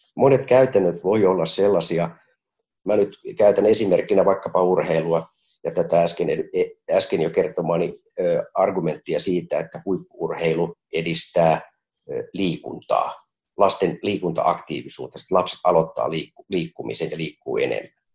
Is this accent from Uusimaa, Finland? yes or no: yes; Helsinki, Uusimaa, Finland; nuoruudessani Kontulassa